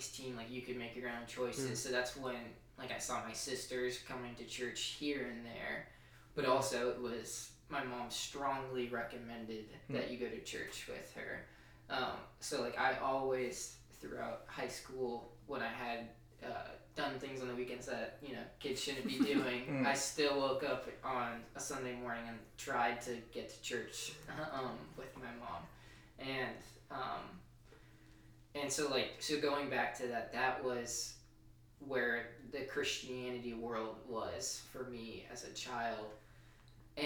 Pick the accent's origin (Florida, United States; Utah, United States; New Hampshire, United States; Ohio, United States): New Hampshire, United States; moved away as an adult; also born or lived in Colorado; now in Charlotte, United States; I grew up in New Hampshire, but I also, I moved out to Colorado for 7 years of my life